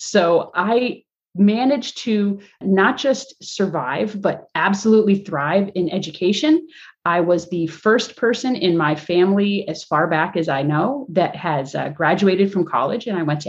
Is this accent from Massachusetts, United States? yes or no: yes; Springfield, Massachusetts, United States; born there; Now, I was born in Springfield, Massachusetts in 1979.